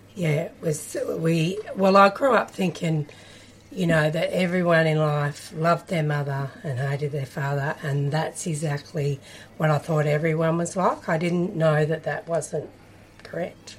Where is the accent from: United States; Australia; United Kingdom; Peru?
Australia; Kyabram, Victoria; I grew up in Kyabram, country Victoria, in the Golden Valley.